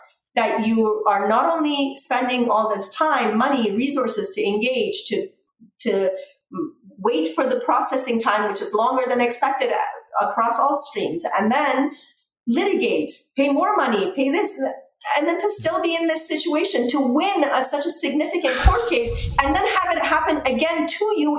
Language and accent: English; Canada; It's unfortunate and difficult as a Canadian to be in a position where I think that that's what's happening with our government as well.